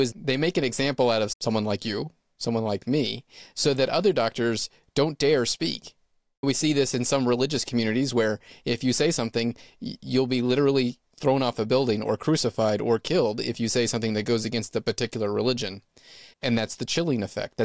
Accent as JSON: {"language": "English", "region": "Texas", "country": "United States", "moved": "yes", "said": "I'm from Texas originally"}